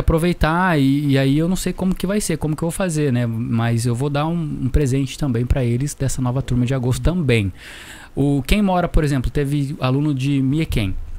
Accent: Taubaté, São Paulo, Brazil; Eu também sou de Taubaté

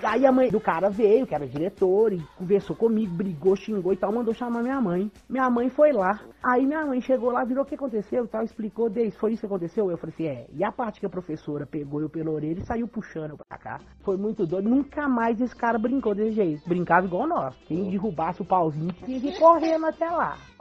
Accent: Santa Luzia, Minas Gerais, Brazil; now in Sete Lagoas, Brazil

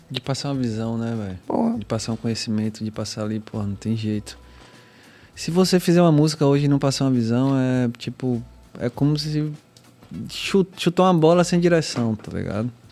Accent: Northeast Region, Brazil; accent: Northeastern; a gente que é nordestino. Não sei se é pelo nosso sotaque

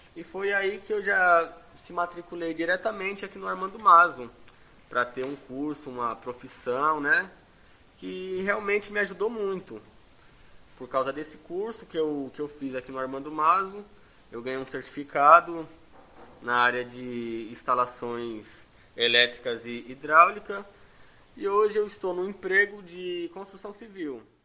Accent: Santo André, São Paulo, Brazil; tenho 20 anos de idade, sou aqui de Santo André

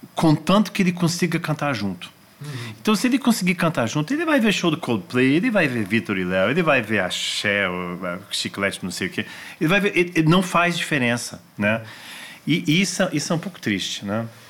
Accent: Brasília, Federal District, Brazil; also born or lived in Washington, United States; eu cresci em Brasília

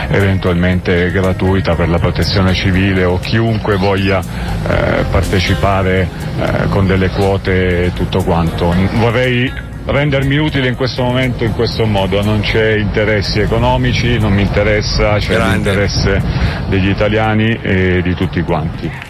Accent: Rome, Lazio, Italy; sono di Roma

